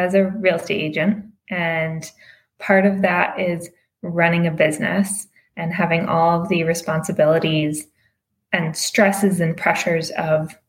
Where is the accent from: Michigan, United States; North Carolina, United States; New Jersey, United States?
Michigan, United States; outside Detroit; also born or lived in Massachusetts; now in Los Angeles, United States; I'm originally from Michigan, outside Detroit. I grew up there